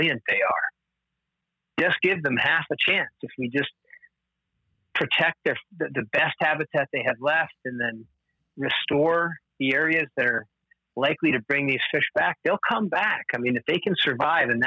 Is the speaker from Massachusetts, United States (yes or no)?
no; New Jersey, United States; moved away; also born or lived in Vermont; I grew up in New Jersey